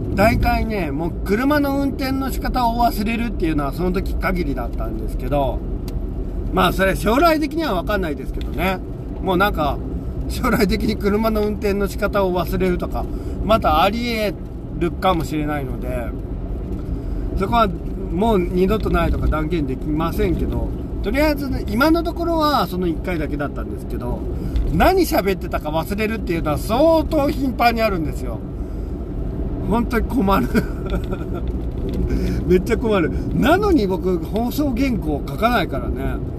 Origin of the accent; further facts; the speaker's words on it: Seto Inland Sea area, Japan; moved away; also born or lived in Kansai; 僕はあの、基本的に瀬戸内海出身なので、味付けが薄いんです。あのー、薄味で育ったんですよ。